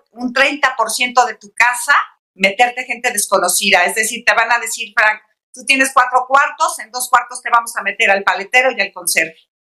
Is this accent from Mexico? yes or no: yes; Mexico; no aceptamos motes, no aceptamos pis, no aceptamos ninis, no aceptamos tairos, todos somos mexicanos.